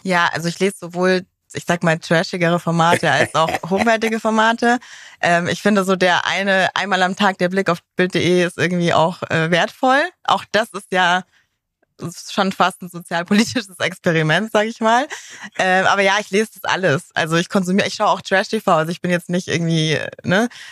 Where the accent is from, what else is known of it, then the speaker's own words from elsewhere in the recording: Munich, Bavaria, Germany; privat komme ich aus München tatsächlich.